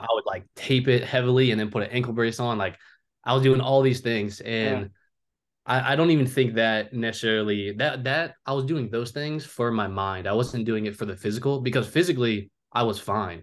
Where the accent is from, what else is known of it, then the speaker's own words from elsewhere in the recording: Cincinnati, Ohio, United States; also born or lived in Oahu, Hawaii; I'm from originally from Oahu, Hawaii, um, but I've lived in Cincinnati, Ohio, pretty much just about my whole life